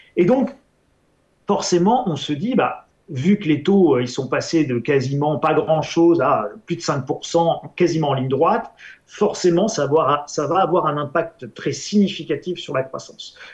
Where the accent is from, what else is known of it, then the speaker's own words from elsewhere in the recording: France; en tant qu'Européen, en tant que Français